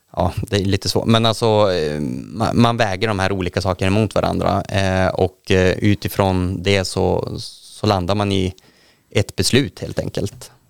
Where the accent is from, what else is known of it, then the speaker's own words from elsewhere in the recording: Västerbotten County, Sweden; jag är i Västerbotten. Sen är jag född i inlandet